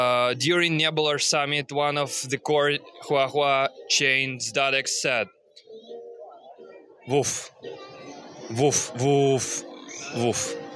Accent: Bali, Indonesia; born there; Me too. I was born here.

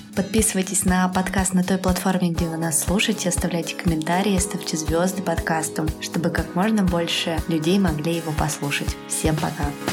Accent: Yekaterinburg, Sverdlovsk Oblast, Russia; moved away as an adult; now in Georgia; Мы такие, ну, из Екатеринбурга

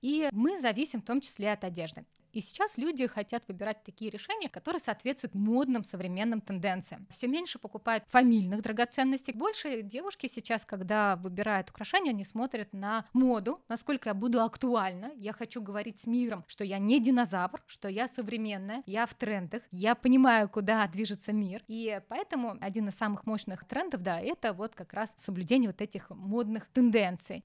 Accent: Urals, Russia; я родилась на Урале. Там такая самоцветная полоса у нас

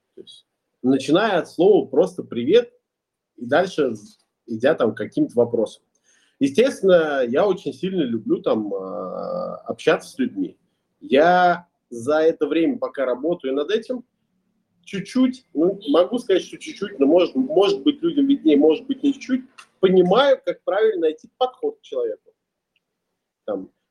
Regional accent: Ulyanovsk, Ulyanovsk Oblast, Russia; moved away as an adult; also born or lived in Kazan; now in Bali, Indonesia; Я сам родом из Ульяновска, последние пять лет жил в Казани, сейчас зимую на Бали

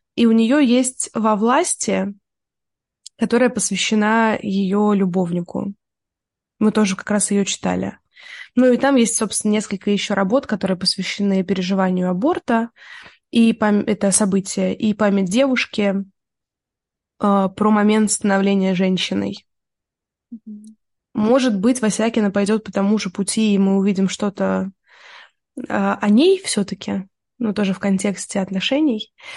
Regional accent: Tula Oblast, Russia; я росла в Тульской области

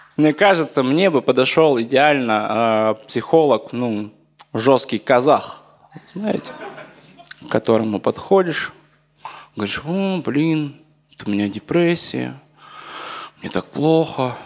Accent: Omsk, Omsk Oblast, Russia; в моем родном городе Омске.

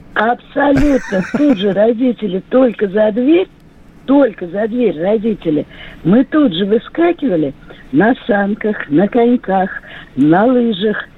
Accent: Orenburg, Orenburg Oblast, Russia; Я выросла в Оренбурге, в Казахстане.

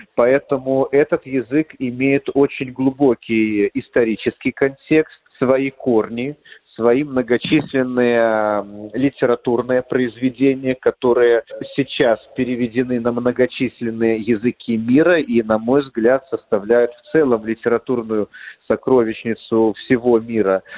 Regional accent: Belarus; кто мы, белорусы, как этнос, как нация

